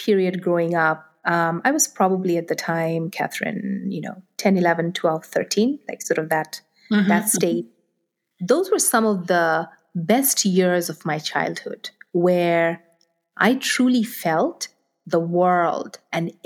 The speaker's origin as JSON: {"language": "English", "country": "Nigeria", "tie": "born or raised there", "moved": "yes", "said": "I grew up in Nigeria. I grew up in Africa."}